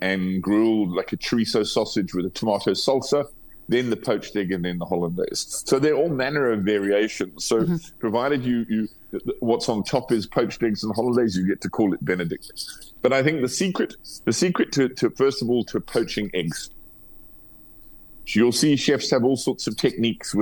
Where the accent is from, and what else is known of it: South Africa